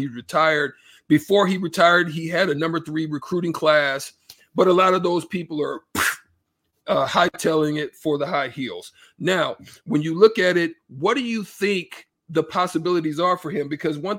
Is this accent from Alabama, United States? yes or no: yes; Alabama, United States; my hometown in Alabama